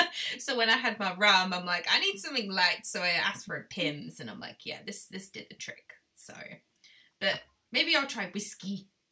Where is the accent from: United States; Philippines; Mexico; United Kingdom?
United Kingdom; now in Australia; completely and utterly boring British that I am, I am really British, but, you know, going to the Aussie land. I'm just a mixture of a bag now. People don't know how to take me in my accent.